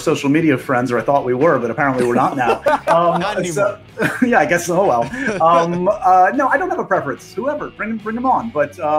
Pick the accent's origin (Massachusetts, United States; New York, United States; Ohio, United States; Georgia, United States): New York, United States; New York City; Yes, it's my hometown.